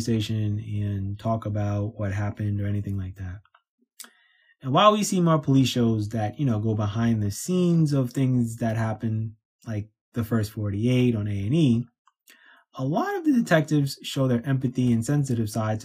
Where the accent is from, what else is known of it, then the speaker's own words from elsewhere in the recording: New York City, New York, United States; me growing up in New York City